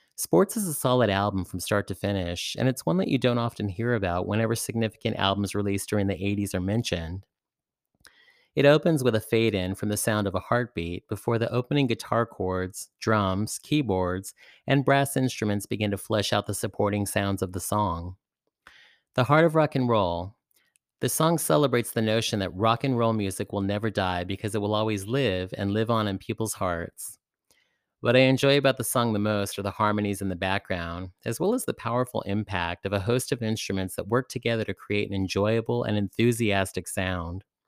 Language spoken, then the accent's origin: English; San Francisco, California, United States; my hometown, San Francisco